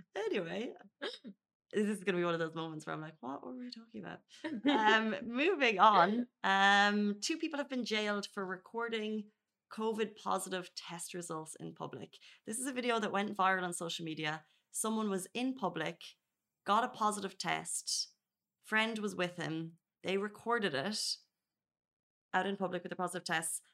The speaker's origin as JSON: {"language": "English", "country": "Ireland", "tie": "born or raised there", "moved": "yes", "lives_now": "Dubai, United Arab Emirates", "said": "where I grew up in Ireland"}